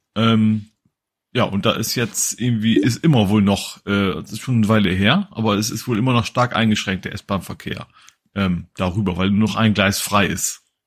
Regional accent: Hamburg, Germany; Als Hamburger

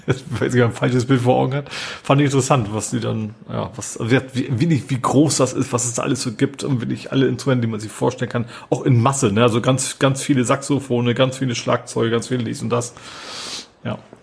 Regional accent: Hamburg, Germany; als Hamburger

